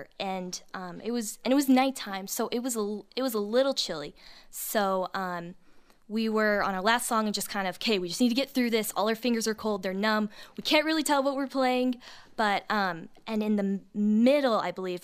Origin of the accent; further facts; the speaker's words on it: Texas, United States; I grew up in Texas